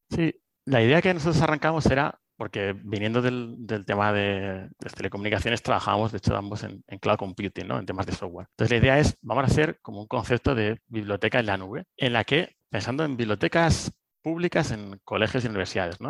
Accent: Cartagena, Region of Murcia, Spain; moved away as an adult; now in Madrid, Spain; soy de Cartagena, me vine a Madrid a estudiar teleco

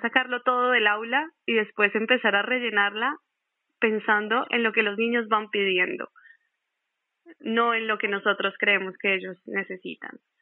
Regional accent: Colombia; yo soy de Colombia

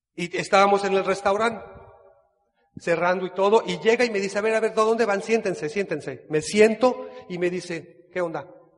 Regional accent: Guadalajara, Jalisco, Mexico; moved away as an adult; now in Cancún, Mexico; Soy de Guadalajara, Jalisco

